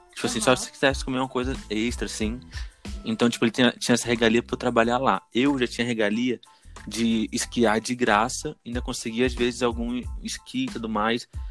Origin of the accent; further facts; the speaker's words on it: Brazil; eu sou do Brasil